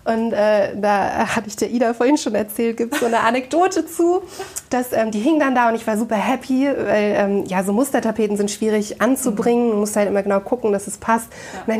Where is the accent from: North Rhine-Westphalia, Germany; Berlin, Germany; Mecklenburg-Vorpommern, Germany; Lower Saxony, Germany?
Lower Saxony, Germany; Braunschweig; born there; Ich bin 34 Jahre alt, ähm, gebürtig geboren in Braunschweig, war lange, lange Zeit ja, in der Weltgeschichte unterwegs